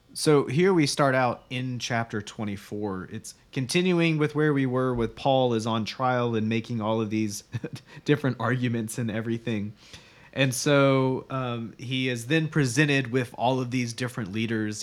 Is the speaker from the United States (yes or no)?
yes; United States; as American Christians